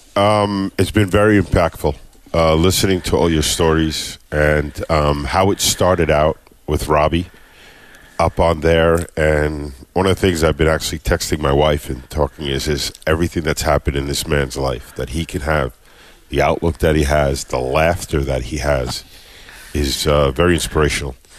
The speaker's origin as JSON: {"language": "English", "area": "Long Island", "region": "New York", "country": "United States", "moved": "yes", "lives_now": "Fort Myers, United States", "said": "right now from Fort Myers, Florida. Originally awesome. from uh, Long Island, New York"}